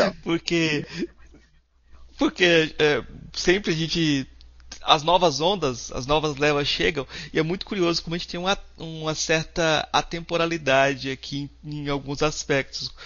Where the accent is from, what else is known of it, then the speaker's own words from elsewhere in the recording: Goiás, Brazil; eu sou goiano e eu tô falando hoje de, de, Goiás, né? Por conta da pandemia, estou no minha, meu estado.